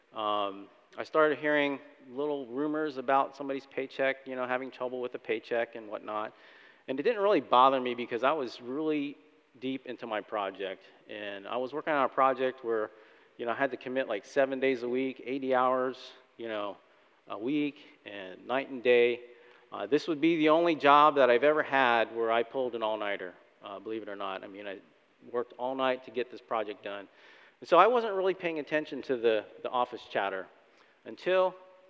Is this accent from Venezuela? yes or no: no; Florida, United States; moved away as an adult; also born or lived in Chicago suburbs, Illinois; Debbie and I were born and raised in Florida